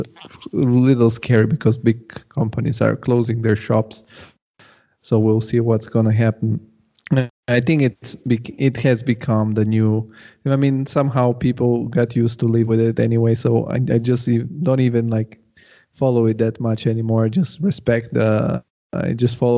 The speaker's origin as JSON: {"language": "English", "town": "Rome", "region": "Lazio", "country": "Italy", "moved": "yes", "lives_now": "Denmark", "said": "I was from Rome"}